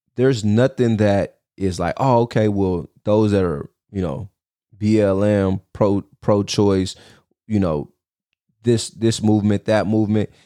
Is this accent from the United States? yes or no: yes; United States; as American citizens today.